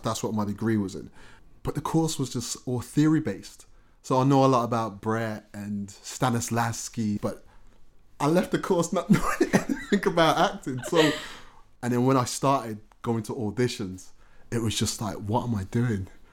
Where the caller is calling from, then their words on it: Birmingham, West Midlands, United Kingdom; I was calling from Birmingham.